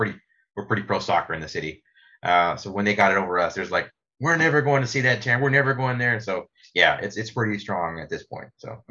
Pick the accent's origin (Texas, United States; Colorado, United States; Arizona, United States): Texas, United States; San Antonio; I'm a lifelong San Antonian